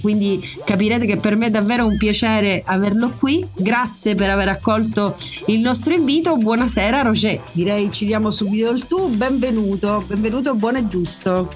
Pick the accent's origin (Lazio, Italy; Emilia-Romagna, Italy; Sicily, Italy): Sicily, Italy; Messina; sono messinese